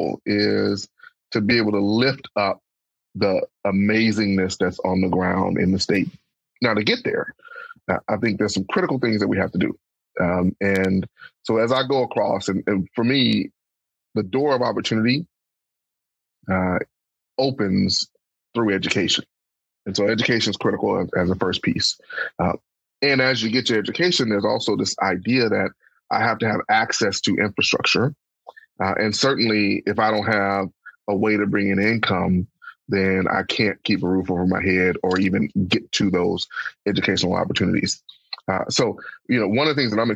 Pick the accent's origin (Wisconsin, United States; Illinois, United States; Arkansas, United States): Arkansas, United States; Pine Bluff; moved away as an adult; my hometown of Pine Bluff